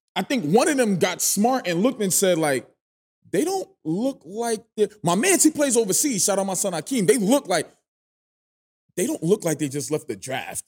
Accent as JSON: {"language": "English", "town": "New York City", "region": "New York", "country": "United States", "said": "I'm from Flatbush, Brooklyn"}